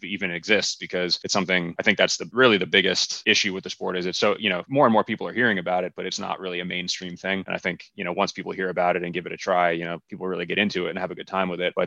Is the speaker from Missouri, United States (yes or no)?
no; Bethlehem, Pennsylvania, United States; my hometown in Bethlehem, Pennsylvania